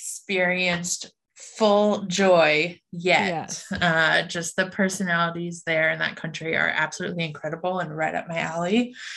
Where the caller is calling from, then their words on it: Omaha, Nebraska, United States; Omaha, Nebraska, the center of the United States. A few less cornfields than people would expect, but everything you think when you think of Nebraska nonetheless.